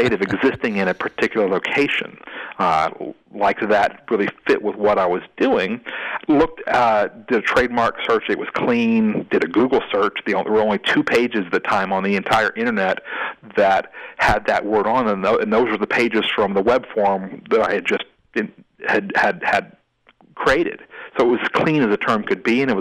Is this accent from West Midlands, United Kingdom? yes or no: no; Scotland, United Kingdom; I'm a Scottish boy.